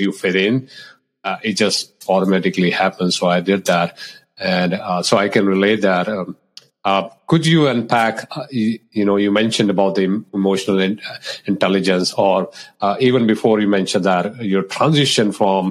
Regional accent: India; moved away; growing up in India

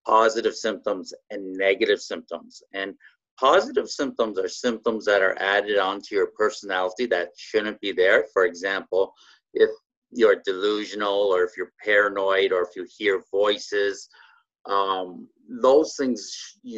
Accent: Canada; I'm Canadian. Yeah, born and raised

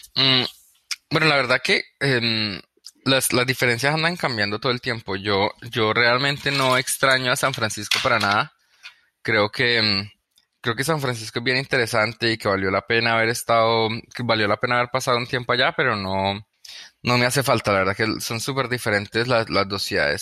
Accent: Cali, Valle del Cauca, Colombia; moved away as an adult; also born or lived in Bogotá, Colombia / California, United States; now in New York, United States; yo, crecí en Cali, Colombia, y pues como a los 14, 15 años nos, fuimos a ir a, Bogotá

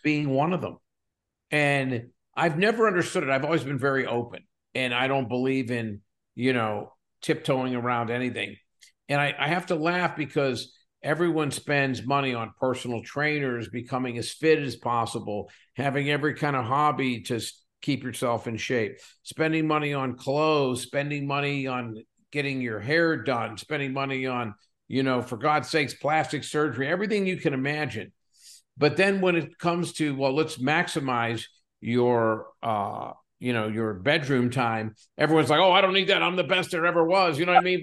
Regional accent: south of Pittsburgh, Western Pennsylvania, United States; moved away as an adult; also born or lived in Edinboro, Pennsylvania / Williamsport, Pennsylvania; now in California, United States; I was born and raised in a little small, uh, coal mining town south of Pittsburgh

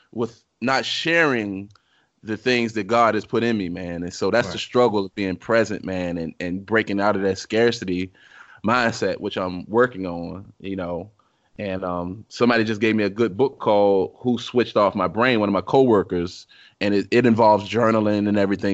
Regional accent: Richmond, Virginia, United States; moved away; I'm from Richmond, Virginia

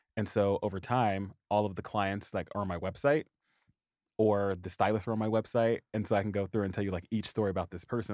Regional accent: Anderson, Indiana, United States; moved away as an adult; I grew up in the little bitty town of Anderson, Indiana

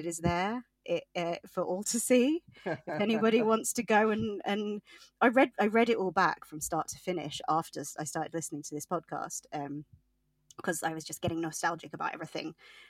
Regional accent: England, United Kingdom; So I, in case you can't tell, I am from England.

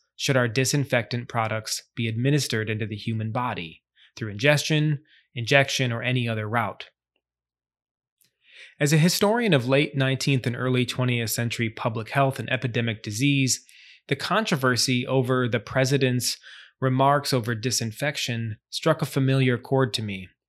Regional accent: Charleston, South Carolina, United States; my hometown of Charleston, South Carolina.

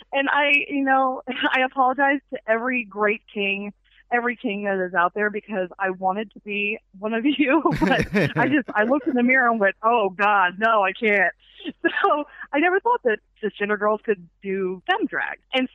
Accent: the South, United States; I'm a Southerner too, so.

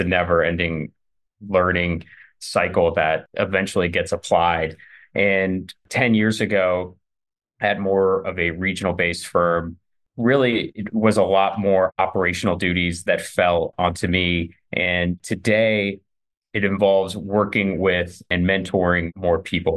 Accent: Youngstown, Ohio, United States; moved away as an adult; now in Cleveland, United States; I'm originally from Youngstown

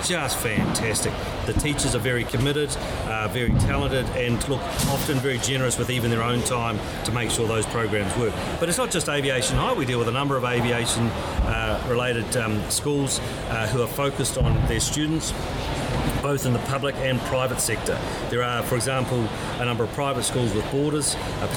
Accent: New Zealand; moved away as an adult; now in Australia; as some of you may gather from my accent, I originally came from the Isles across the Tasman. I came across and joined a little company called Ansett

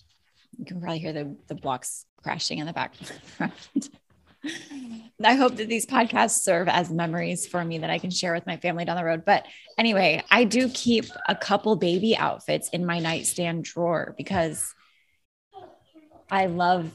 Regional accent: Alaska, United States; now in Florida, United States; I grew up in Alaska, where the scenery is just, it's beautiful.

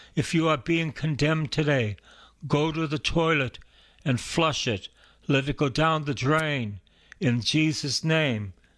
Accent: Boston, Massachusetts, United States; I'm from East Boston, and I'm a, I went to Salem State

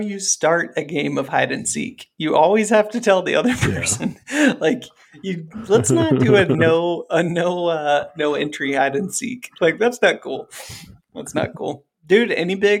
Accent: Ohio, United States; I grew up in Ohio

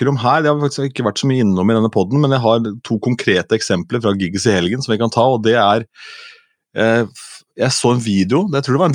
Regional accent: Askim, Østfold, Norway; men jeg er fra Askim, og i Askim i Indre Østfold

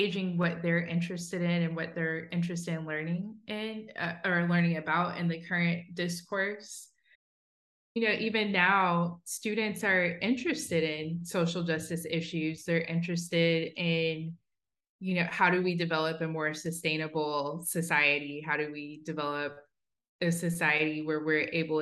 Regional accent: Southwest Ohio, United States; I grew up in Southwest Ohio

